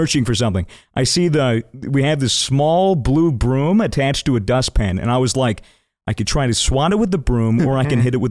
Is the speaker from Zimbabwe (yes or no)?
no; United States; now in Australia; I'm from America